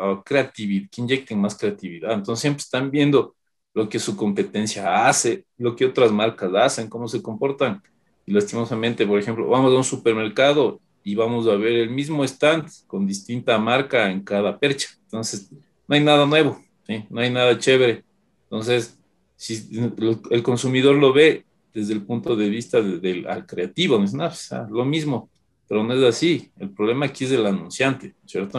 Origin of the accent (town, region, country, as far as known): Ecuador